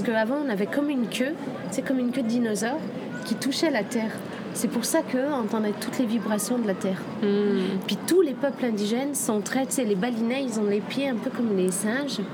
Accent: Indonesia; moved away; J'ai passé toute mon enfance en Indonésie

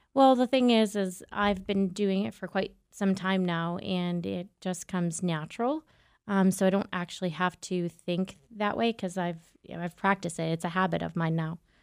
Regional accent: Southern New Hampshire, United States; I'm from Southern New Hampshire

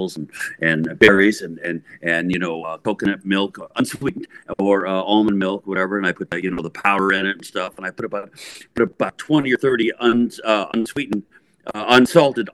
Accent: Alameda, California, United States; We grew up together in Alameda

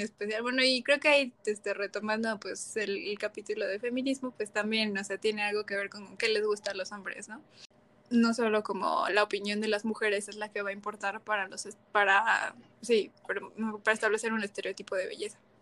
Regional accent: Mexico; nosotros nosotras como mexicanas

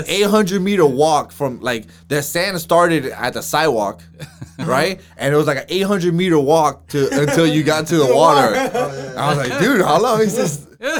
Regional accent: Miami, Florida, United States; I'm from Miami.

